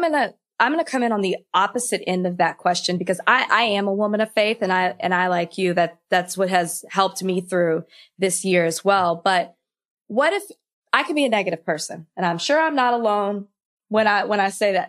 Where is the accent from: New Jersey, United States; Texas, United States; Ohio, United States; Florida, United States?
Texas, United States; I'm from Texas, and I went to a Southern Baptist school my entire life